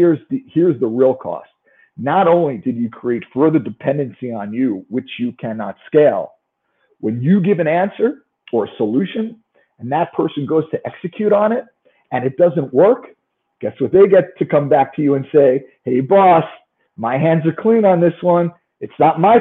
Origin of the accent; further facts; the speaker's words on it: New York, United States; accent: New York; I'm from New York